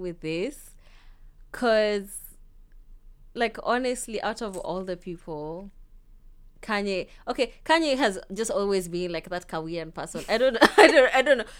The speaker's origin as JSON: {"language": "English", "country": "Kenya", "moved": "as an adult", "lives_now": "Melbourne, Australia", "said": "Being Kenyan"}